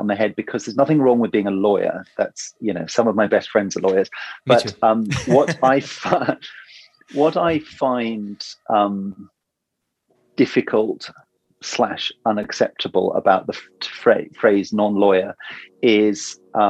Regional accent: Oxford, South East England, United Kingdom; I grew up in Oxford, where there's obviously a very famous university

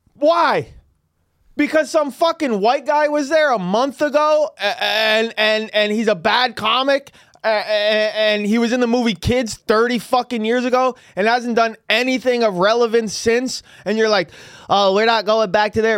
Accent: San Francisco, California, United States; I'm from San Francisco

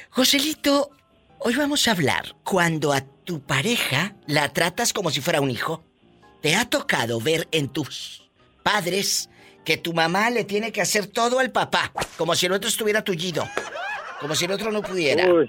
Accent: Tamaulipas, Mexico; mi paisano de Tamaulipas

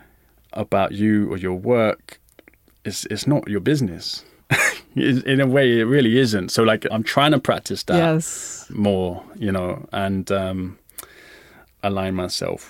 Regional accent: London, United Kingdom; I'm from Hackney

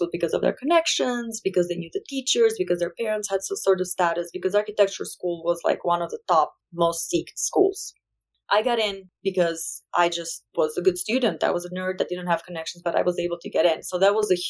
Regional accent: Albania; English is a second language; moved away as an adult; now in Wyoming, United States; I come from a very small country with 3 million people total.

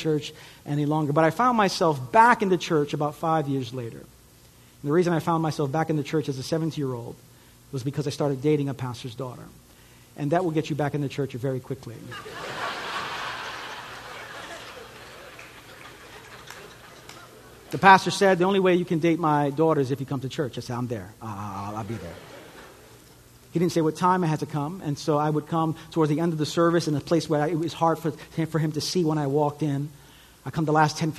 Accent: New York City, New York, United States; also born or lived in Puerto Rico (ancestry); My family's from Puerto Rico. I grew up in New York, and so speaking Spanish was always a challenge for me growing up

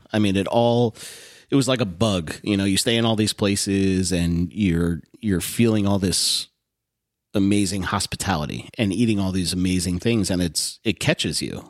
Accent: Westport, Connecticut, United States; also born or lived in Southport, Connecticut; Westport, Connecticut, born and raised

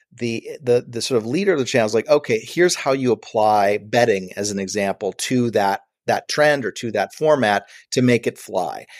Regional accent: Buffalo, New York, United States; moved away as an adult; also born or lived in Los Angeles; I'm a kid from Buffalo, New York

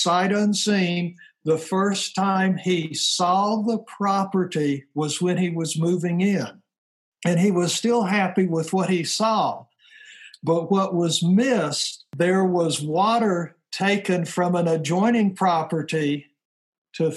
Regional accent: Tennessee, United States; now in North Idaho, United States; I was born and raised in Tennessee

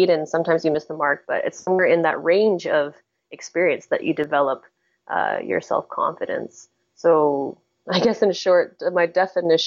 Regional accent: Canada; also born or lived in Hong Kong; I was born in Hong Kong, but I was raised in Canada since I was like a baby, since I was 6 months old.

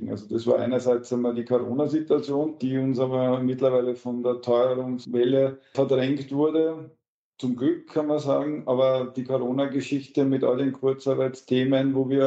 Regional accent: Lower Austria, Austria; also born or lived in Vienna; Ja, erstens immer mein Heimatbundesland, immer gewesen, auch wenn ich bei einem Studium in Wien eine Wohnung hatte.

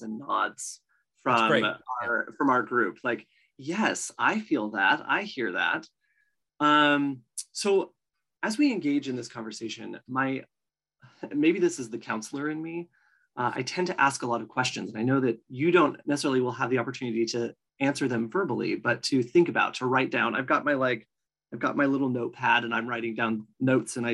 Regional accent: Oregon, United States; I'm from Oregon

